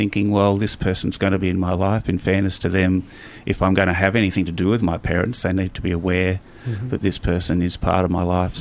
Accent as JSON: {"language": "English", "town": "Wangaratta", "region": "Victoria", "country": "Australia", "tie": "born or raised there", "also_born_or_lived": "Swan Hill", "lives_now": "Melbourne, Australia", "said": "I grew up in Wangaratta, as I said, country Victoria"}